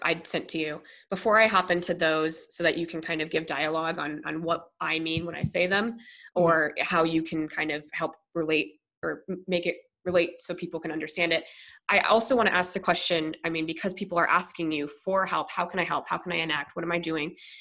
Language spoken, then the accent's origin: English; Monroe, Michigan, United States; also born or lived in River Rouge, Michigan; When we moved to Monroe from River uh, from River, excuse me River Rouge